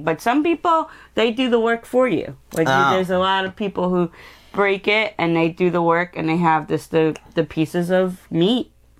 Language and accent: English; New York, United States; we're from New York, so we have more of the Jewish community